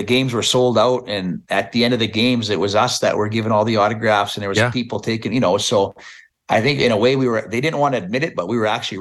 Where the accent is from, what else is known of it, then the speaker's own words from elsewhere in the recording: Meadow Lake, Saskatchewan, Canada; the senior team in Meadow Lake, we have, you know, seniors really big in my hometown.